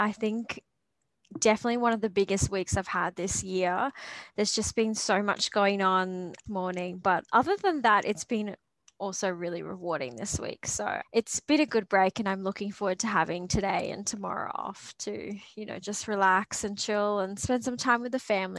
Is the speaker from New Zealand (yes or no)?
no; Australia; also born or lived in Papua New Guinea; I'm both Australian and Papua New Guinean. I do identify as both, and I love that part of myself.